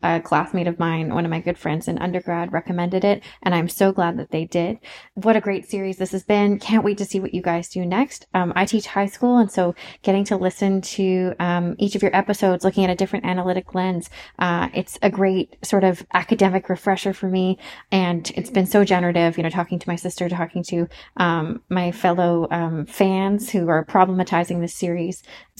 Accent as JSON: {"language": "English", "town": "Montreal", "region": "Quebec", "country": "Canada", "said": "I'm from Montreal."}